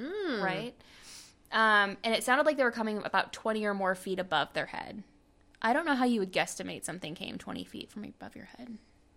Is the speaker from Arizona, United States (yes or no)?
no; Nevada, United States; I'm from Nevada. What do you want from me?